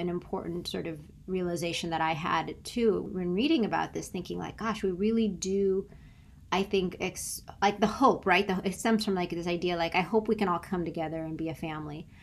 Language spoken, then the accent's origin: English; San Diego, California, United States; moved away; also born or lived in Tallahassee; I'm from San Diego